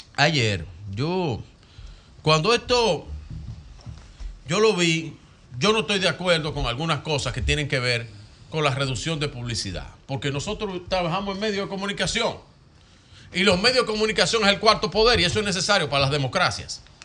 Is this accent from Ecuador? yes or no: no; Santo Domingo, Distrito Nacional, Dominican Republic; Yo nací en el Distrito Nacional, la capital.